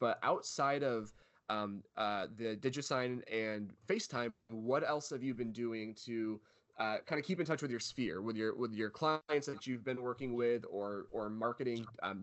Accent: Michigan, United States; moved away; also born or lived in California; originally from Michigan, but lived in California for about 4 years or 3 years.

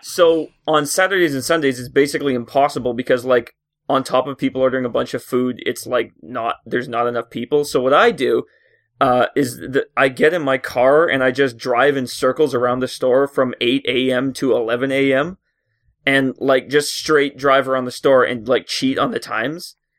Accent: Canada; I work at Tim Hortons, 'cause I'm a Canadian stereotype

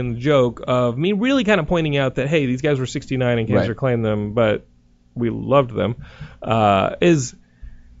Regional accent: Texas, United States; I'm from Texas

